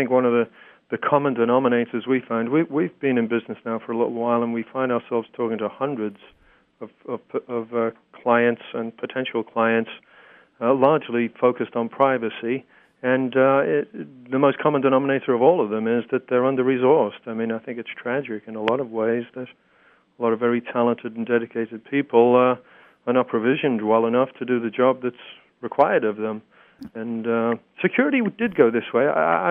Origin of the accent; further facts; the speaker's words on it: Texas, United States; As I've told you, I'm from Texas originally, but not true.